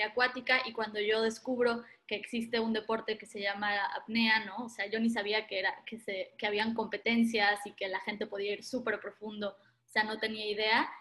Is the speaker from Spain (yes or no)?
no; Playa del Carmen, Quintana Roo, Mexico; also born or lived in Argentina; yo me crié en Playa del Carmen, Quintana Roo, en México